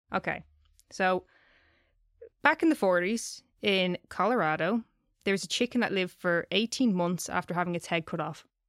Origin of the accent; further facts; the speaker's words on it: Ireland; I'm saying crack because I'm Irish